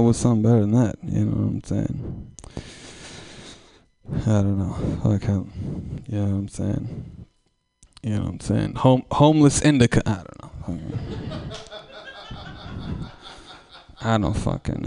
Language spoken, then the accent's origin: English; Oakland, California, United States; I come from East Oakland. I come from a rough bunch of folks